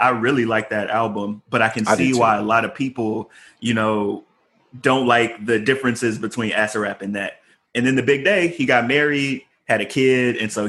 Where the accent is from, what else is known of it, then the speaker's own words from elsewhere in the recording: Chicago, Illinois, United States; I'm from Chicago